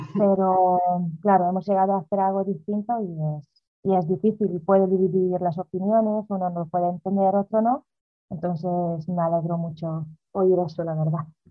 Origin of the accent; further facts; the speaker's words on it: Hungary; moved away as an adult; also born or lived in Galicia, Spain / Netherlands; now in Spain; yo nací en Hungría, a los 18 años me he venido a España a vivir con mi madre